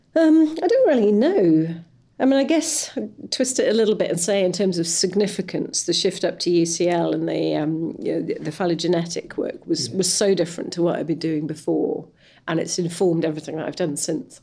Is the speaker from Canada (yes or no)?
no; West Wales, United Kingdom; I come from West Wales